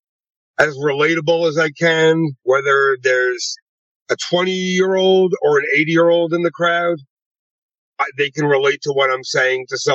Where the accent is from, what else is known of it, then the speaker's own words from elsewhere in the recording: Long Island, New York, United States; moved away as an adult; now in Las Vegas, United States; I'm originally from Long Island, New York